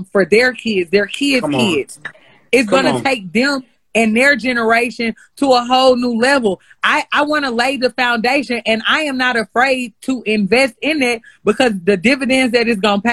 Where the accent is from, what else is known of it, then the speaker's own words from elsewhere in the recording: St. Louis, Missouri, United States; accent: Ebonics; first language Ebonics; my teachers when I was in St. Louis Public